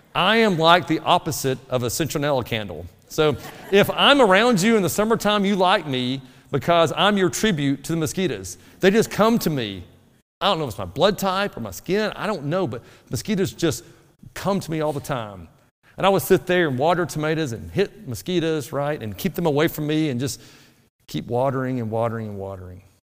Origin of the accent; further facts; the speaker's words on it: North Alabama, United States; moved away; Where I grew up in North Alabama, the soil was really good for tomatoes